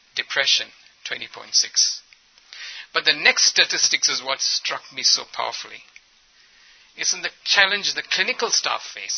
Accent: Ethiopia; also born or lived in India; I'm culturally and ethnically, ethnically an Indian, but I grew up in Ethiopia

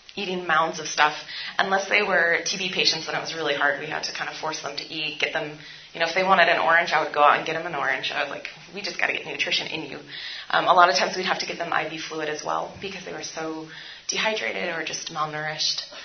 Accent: San Francisco, California, United States; also born or lived in India; I'm from San Francisco, and we have a really large homeless population.

